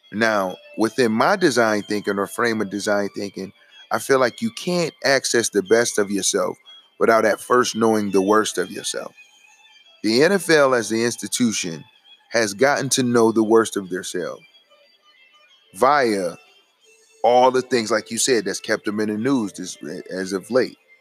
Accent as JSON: {"language": "English", "country": "United States", "said": "we as American citizens"}